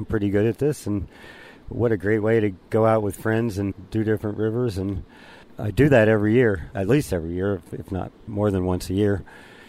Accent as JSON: {"language": "English", "town": "Stamford", "region": "Connecticut", "country": "United States", "tie": "born or raised there", "said": "I grew up in Stamford, Connecticut"}